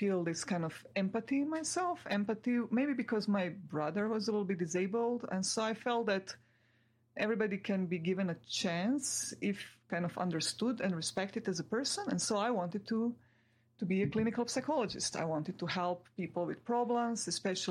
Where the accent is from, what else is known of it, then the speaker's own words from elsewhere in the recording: Croatia; where I'm from Croatia. This is one of the six republics of Yugoslavia, where we lived all happily together for my first 16 years